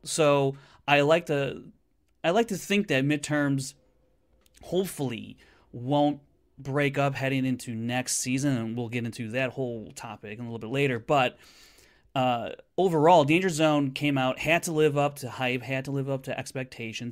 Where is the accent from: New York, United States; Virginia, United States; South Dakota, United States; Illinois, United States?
Illinois, United States; Chicago; Chicago, my hometown.